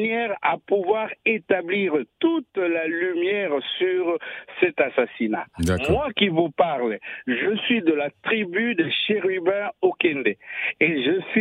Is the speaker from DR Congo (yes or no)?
yes; DR Congo; now in France; moi je vous appelle de la France au fait, et c'est pas de Kinshasa. Je suis congolais, mais je vous appelle de la France.